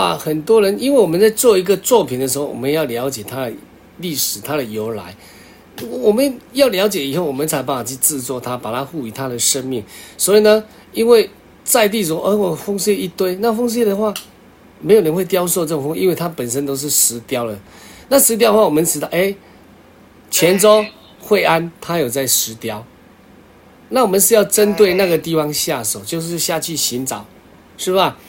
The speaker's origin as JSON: {"language": "Chinese", "region": "Kinmen County", "country": "Taiwan", "tie": "born or raised there", "said": "它也是叫我们小时候在金门长大的时候，哎，感觉到哎，这也叫九塞牙。"}